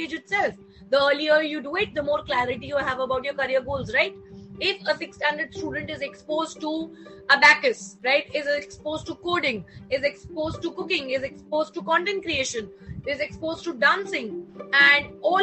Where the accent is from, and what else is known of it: India